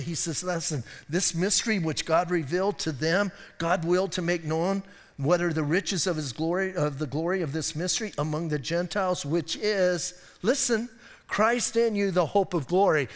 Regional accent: Bisbee, Arizona, United States; I'm from Bisbee, I can be weird

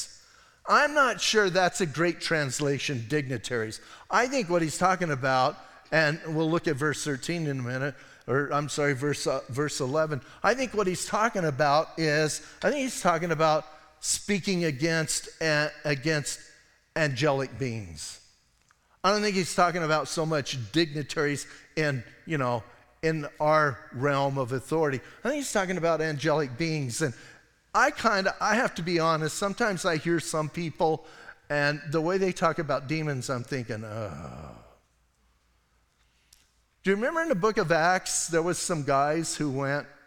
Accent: Bisbee, Arizona, United States; I'm from Bisbee

